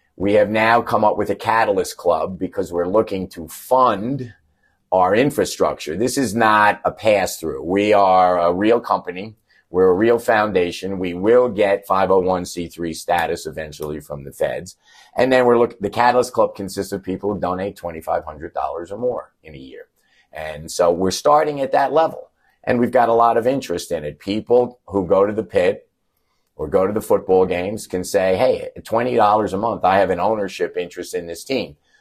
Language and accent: English; East Coast, United States; moved away as an adult; now in Albuquerque, United States; I was a basketball guy from the East Coast when I got here.